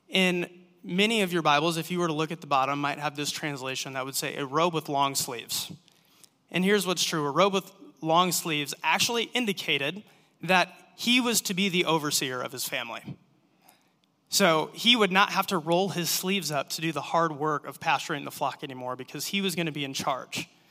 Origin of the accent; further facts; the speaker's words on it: Manson, Iowa, United States; moved away as an adult; also born or lived in Ames, Iowa; now in Cedar Rapids, United States; I'm from Manson.